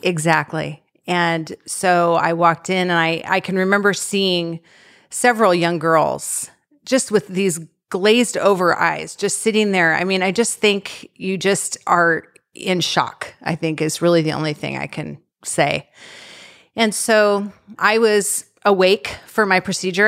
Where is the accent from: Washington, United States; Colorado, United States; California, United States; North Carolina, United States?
Washington, United States; Eastern; I grew up in Eastern Washington with my parents and three older siblings